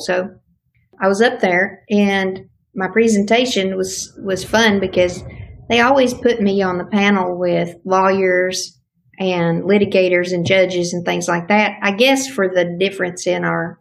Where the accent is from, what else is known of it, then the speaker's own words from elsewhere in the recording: Tennessee, United States; My home state, we have East, Middle, and West Tennessee